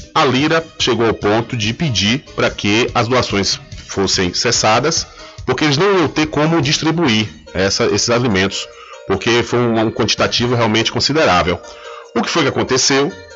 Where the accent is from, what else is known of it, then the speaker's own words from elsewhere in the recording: Feira de Santana, Bahia, Brazil; moved away; a minha terra natal, minha terra natal, Feira de Santana